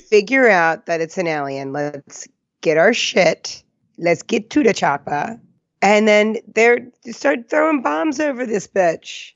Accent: New Jersey, United States; Growing up in Jersey

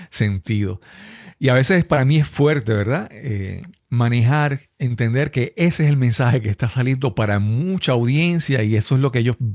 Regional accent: Puerto Rico; accent: Puerto Rican; me ha pasado que he visitado otros, países y, por ejemplo, Costa Rica y gente, amigos me dicen, oye, habla, habla, habla como puertorriqueño.

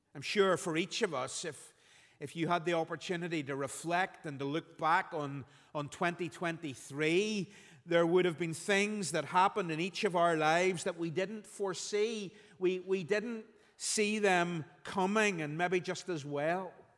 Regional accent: Belfast, Northern Ireland, United Kingdom; When I was growing up, Phil and I were, were growing up in Belfast

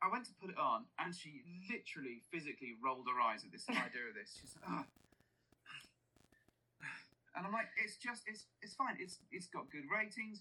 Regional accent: United Kingdom; accent: British

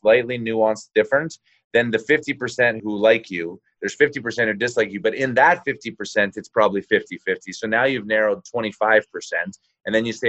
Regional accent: Calgary, Alberta, Canada; grew up in Calgary

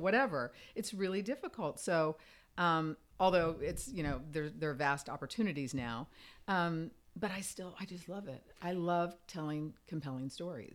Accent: Fort Myers, Florida, United States; also born or lived in Virginia; now in Los Angeles, United States; I grew up in Fort Myers, Florida, this little tiny town

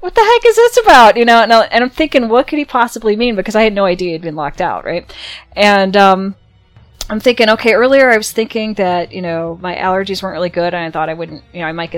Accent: near Chicago, Illinois, United States; I grew up near Chicago

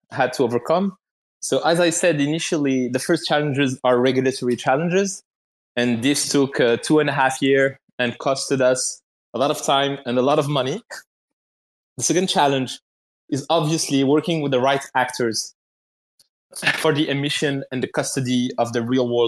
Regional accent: Morocco; I'm from Morocco, so like we have the Atlas Mountains around

